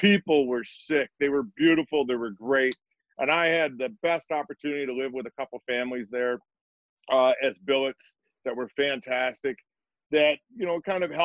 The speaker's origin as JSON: {"language": "English", "country": "Canada", "tie": "born or raised there", "also_born_or_lived": "Kingston, Ontario", "said": "I played till I was 14 in my hometown, and my town was a small town, 1,200 people"}